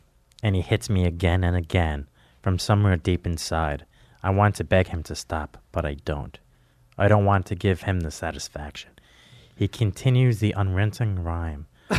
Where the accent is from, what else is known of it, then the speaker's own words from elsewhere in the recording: New Jersey, United States; from Jersey with a Z.